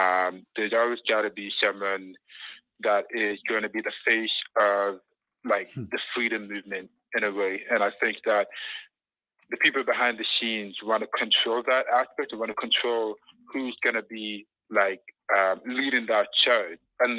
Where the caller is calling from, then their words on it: Canada; I'm calling from Canada.